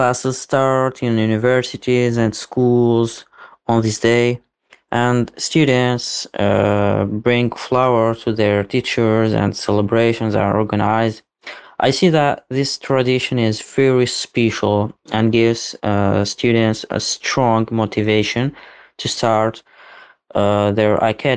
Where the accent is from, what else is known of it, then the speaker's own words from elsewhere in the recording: Algeria; moved away as an adult; now in Russia; I'm from Algeria.